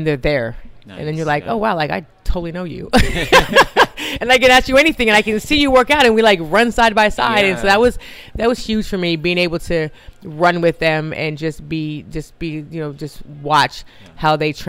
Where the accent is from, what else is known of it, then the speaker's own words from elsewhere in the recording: Riverside, California, United States; also born or lived in Williamsport, Pennsylvania / New Hampshire; I was only four when we moved to California. So I don't remember a lot about the East Coast